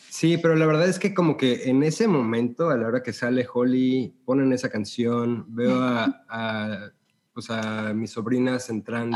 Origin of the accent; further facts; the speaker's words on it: Mexico City, Mexico; moved away as an adult; also born or lived in Los Angeles, United States; now in Houston, United States; yo soy de la Ciudad de México